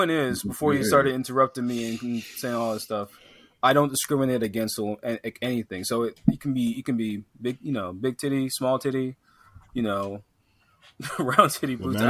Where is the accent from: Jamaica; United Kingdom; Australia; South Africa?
Jamaica; I'm Jamaican